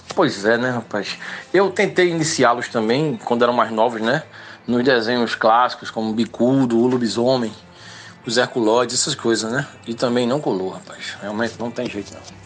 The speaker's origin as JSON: {"language": "Portuguese", "town": "Limoeiro", "region": "Pernambuco", "country": "Brazil", "said": "sou de Limoeiro, no Agreste Setentrional de Pernambuco"}